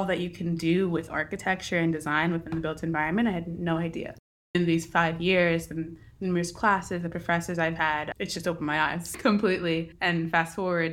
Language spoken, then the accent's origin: English; Eastern Pennsylvania, United States; also born or lived in Philadelphia; I'm from Eastern Pennsylvania, and right now I'm living in Philly and working in Philly